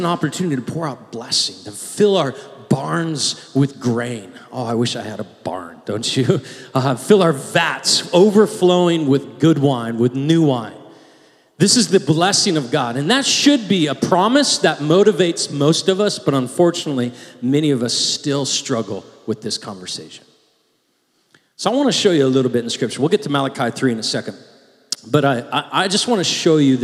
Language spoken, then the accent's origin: English; United States; we are very American